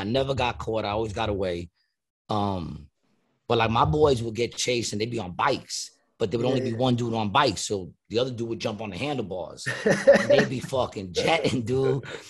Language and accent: English; United States; I grew up in Ravenswood. Ravenswood was only like four blocks